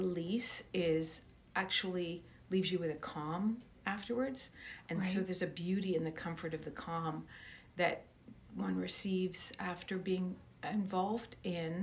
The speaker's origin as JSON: {"language": "English", "town": "Moncton", "region": "New Brunswick", "country": "Canada", "tie": "born or raised there", "said": "I was born in Moncton, New Brunswick"}